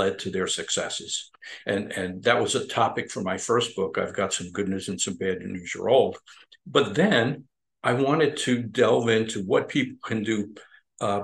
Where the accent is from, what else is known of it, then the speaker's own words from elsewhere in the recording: Long Island, New York, United States; moved away as an adult; also born or lived in Midwest / Albany, New York / South Florida; I grew up on Long Island